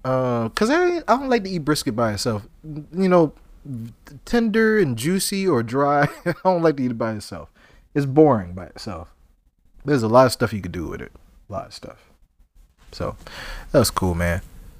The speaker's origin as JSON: {"language": "English", "town": "Charleston", "region": "South Carolina", "country": "United States", "tie": "born or raised there", "said": "So, we're both from Charleston, right? Or that area. We grew up there. We grew up eating seafood, right?"}